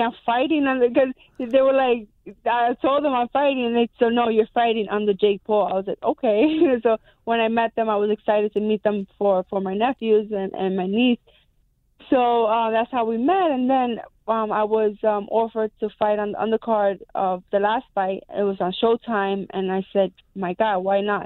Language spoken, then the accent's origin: English; New York, United States; I'm a New Yorker